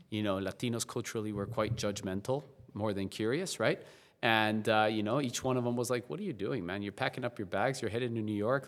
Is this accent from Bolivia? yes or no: yes; La Paz, Bolivia; moved away; also born or lived in South Carolina; I was born and raised in La Paz, Bolivia, um, South America